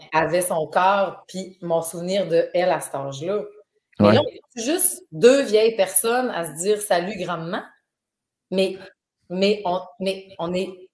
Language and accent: French; Dolbeau-Mistassini, Quebec, Canada; moved away; je viens de Dolbeau, là, je viens, de loin